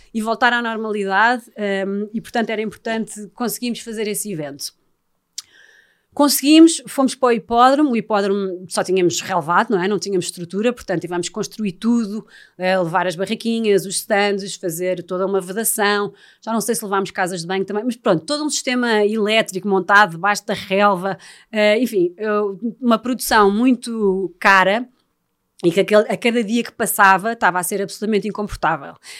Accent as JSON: {"language": "Portuguese", "town": "Estoril", "region": "Lisbon", "country": "Portugal", "said": "eu também sou, sou do Estoril"}